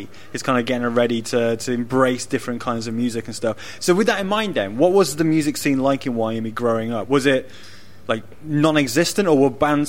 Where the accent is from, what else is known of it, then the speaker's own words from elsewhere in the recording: United Kingdom; as an ignorant Brit